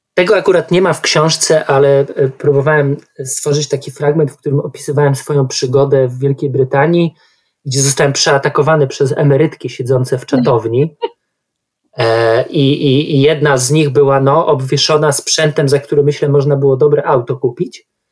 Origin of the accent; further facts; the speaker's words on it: Warsaw, Masovian Voivodeship, Poland; Sam wychowałem się w mieście, Warszawa jest mi bardzo bliska